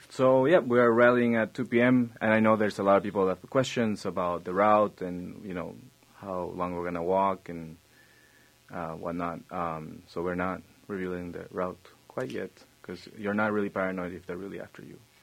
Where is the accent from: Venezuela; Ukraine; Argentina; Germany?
Argentina; now in United States; I come from Argentina